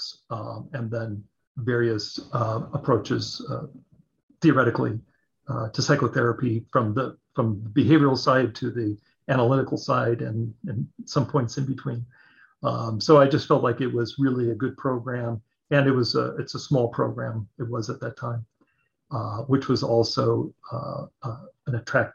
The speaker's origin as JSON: {"language": "English", "area": "Orange County", "region": "California", "country": "United States", "tie": "born or raised there", "said": "I grew up in Orange County, California"}